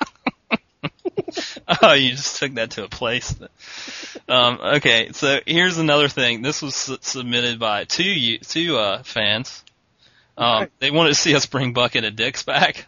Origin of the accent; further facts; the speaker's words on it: East Coast, United States; we're from the East Coast and our surf comes from hurricanes a lot